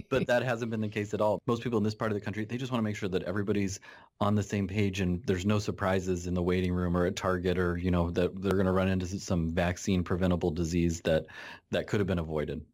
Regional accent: Nebraska, United States; I am a, uh, pediatrician in Nebraska. I grew up in my home, or I grew up here where I'm working. I'm back in my hometown

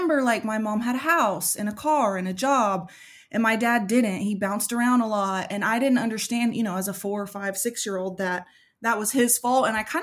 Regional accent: Oklahoma, United States; I was born and raised here in Oklahoma where I live.

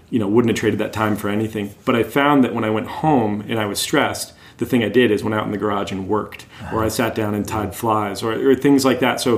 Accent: Windsor, Connecticut, United States; Uh, in Windsor, Connecticut.

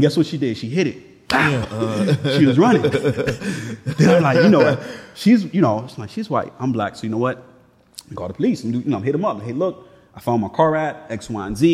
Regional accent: Miami, Florida, United States; growing up in Miami

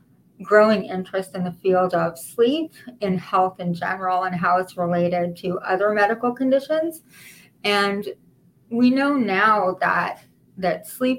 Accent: Israel; moved away as an adult; now in United States; I'm actually from Israel originally, and all of my training I did in Israel

